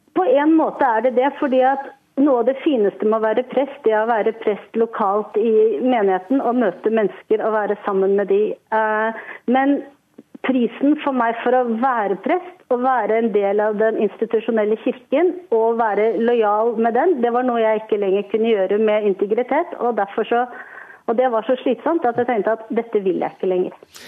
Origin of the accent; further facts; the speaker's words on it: Oslo, Norway; Jeg er født i Oslo, jeg har vokst opp i Oslo. Oslo er min by.